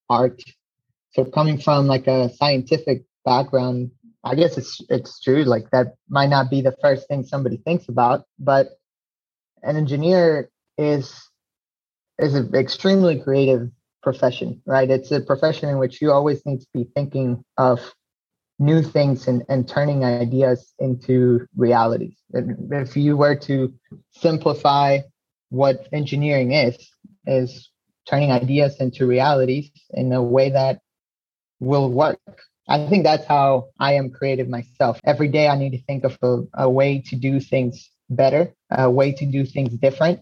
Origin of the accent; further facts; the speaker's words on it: Uruguay; I am from Uruguay.